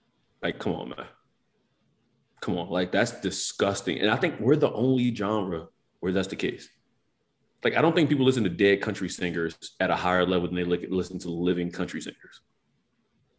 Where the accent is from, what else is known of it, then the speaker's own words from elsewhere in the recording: Philadelphia, Pennsylvania, United States; As a Philadelphian